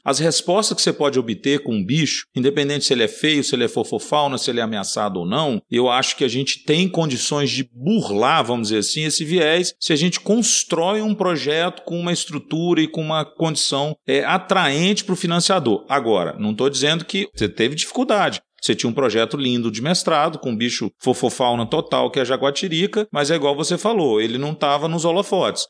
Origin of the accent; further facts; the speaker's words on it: Minas Gerais, Brazil; Eu sou mineiro